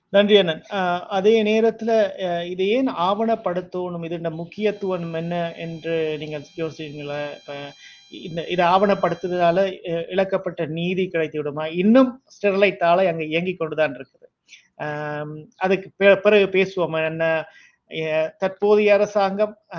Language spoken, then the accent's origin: Tamil; Sri Lanka; நான் இலங்கையை சேர்ந்தன